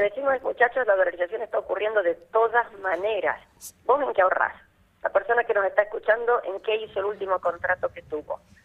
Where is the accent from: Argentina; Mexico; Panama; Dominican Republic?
Argentina